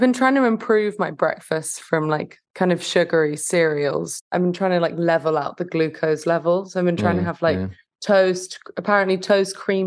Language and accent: English; London, United Kingdom; moved away as an adult; also born or lived in West Hollywood, Los Angeles; now in Los Angeles, United States; I'm from London